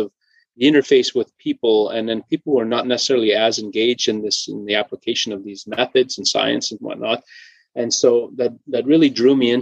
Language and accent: English; Cumberland House, Saskatchewan, Canada; Growing up in Cumberland House, you know, drawn to the environment